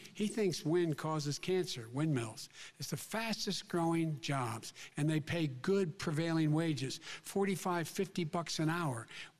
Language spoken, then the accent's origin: English; Claymont, Delaware, United States; born or raised there